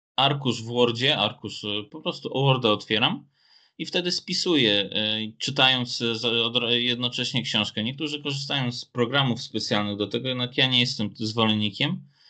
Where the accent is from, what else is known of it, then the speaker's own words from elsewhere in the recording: Szczytno, Warmian-Masurian Voivodeship, Poland; na tych terenach, gdzie ja teraz mieszkam wokół Szczytna. Tak więc e, nawet na ulicy, na której ja się wychowałem